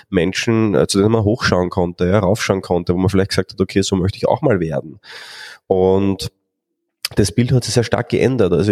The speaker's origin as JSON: {"language": "German", "country": "Austria", "said": "welche Themen so in der Vergangenheit aufgetaucht sind bei uns in Österreich"}